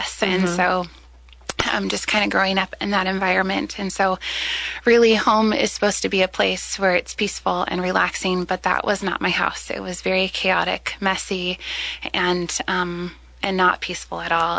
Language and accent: English; Salem, United States; I grew up here in Salem